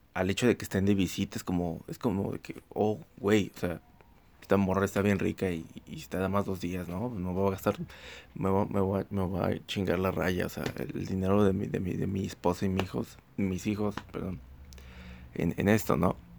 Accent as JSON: {"language": "Spanish", "town": "Xalapa", "region": "Veracruz", "country": "Mexico", "said": "en Jalapa, Veracruz, Jalapa, Veracruz. Este, ya la dije, ya dije la ciudad de donde soy"}